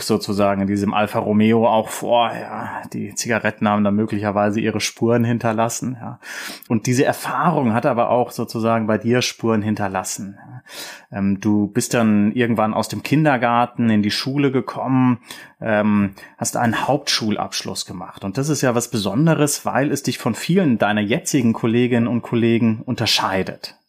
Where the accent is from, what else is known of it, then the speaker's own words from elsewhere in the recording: Rhineland, Germany; ich komme aus dem Rheinland